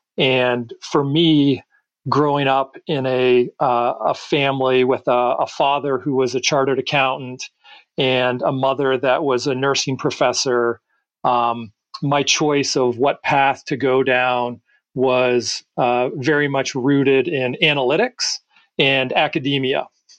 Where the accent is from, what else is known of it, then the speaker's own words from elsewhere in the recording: Toronto, Ontario, Canada; So, you are right that when I was growing up in Toronto, the best hockey players took what I would call the fast path to professional hockey